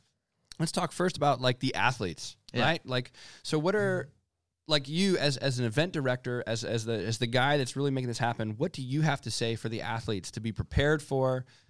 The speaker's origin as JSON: {"language": "English", "country": "United States", "said": "I'm American, right?"}